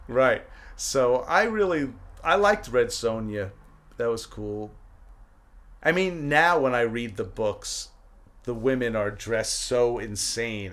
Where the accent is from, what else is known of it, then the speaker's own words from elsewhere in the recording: New York City, New York, United States; moved away; also born or lived in East Windsor, New Jersey; I grew up in Brooklyn